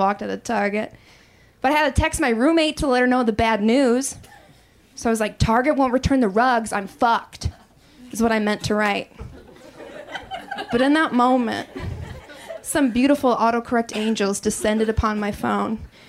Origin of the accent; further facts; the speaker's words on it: Wisconsin, United States; I grew up in Wisconsin